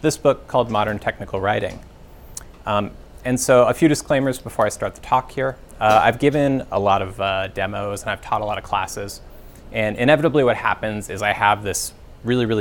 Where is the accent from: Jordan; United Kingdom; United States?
United States; Alaska; moved away as an adult; I grew up in Alaska. That's where I lived from about ages 0 through 22.